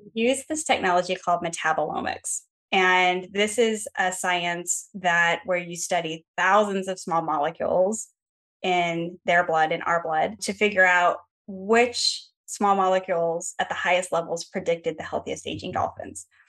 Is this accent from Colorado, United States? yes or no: no; Los Angeles, California, United States; also born or lived in Atlanta, Georgia; now in San Diego, United States; I grew up in Los Angeles and Chatsworth.